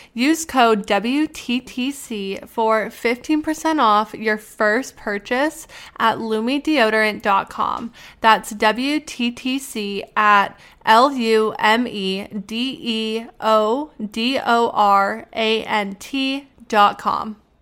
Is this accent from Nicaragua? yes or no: no; Canada; moved away as an adult; now in Pittsburgh, United States; I am originally from Canada